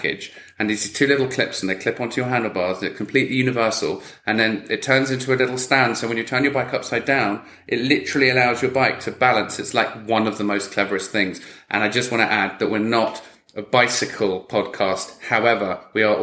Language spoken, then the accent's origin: English; England, United Kingdom; moved away; I'm from England originally